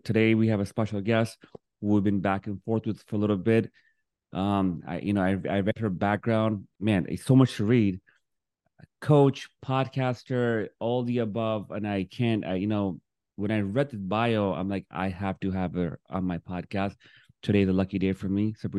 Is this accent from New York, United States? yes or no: yes; New York, United States; moved away as an adult; also born or lived in Miami; now in Fort Lauderdale, United States; I'm from Brooklyn, New York, raised, moved to Miami 20 years ago.